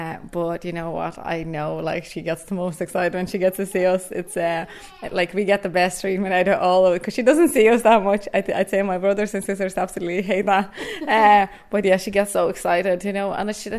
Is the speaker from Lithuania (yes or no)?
yes; Lithuania; moved away as an adult; now in Ireland; So a small village, yeah, that's where I grew up. And I left Lithuania when I was 18. So I've been living in Ireland since. So that is about, 12 years?